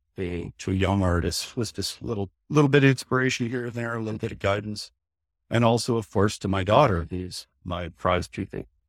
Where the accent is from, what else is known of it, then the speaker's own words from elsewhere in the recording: Canada; I'm a Canadian creator